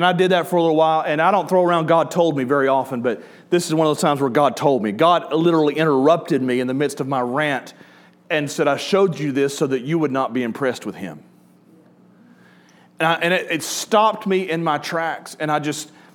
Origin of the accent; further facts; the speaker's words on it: Killen, Alabama, United States; my hometown in Center Star and Killen into Florence